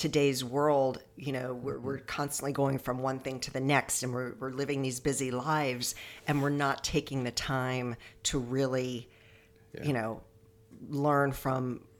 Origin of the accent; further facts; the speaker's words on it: United States; You know, I'm American, you know, I don't even consider, you know, well, I'm Scottish